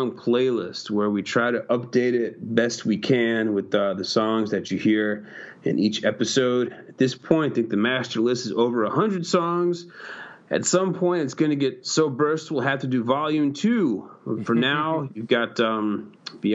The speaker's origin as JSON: {"language": "English", "region": "Connecticut", "country": "United States", "tie": "born or raised there", "moved": "yes", "lives_now": "New York, United States", "said": "I grew up in Connecticut. I reside in New York. I'm not Canadian."}